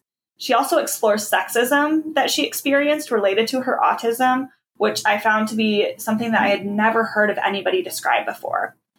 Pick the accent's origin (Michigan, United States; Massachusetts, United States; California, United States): Michigan, United States; a town next to East Lansing/Okemos; I'm, you know, grew up in a town right next to it.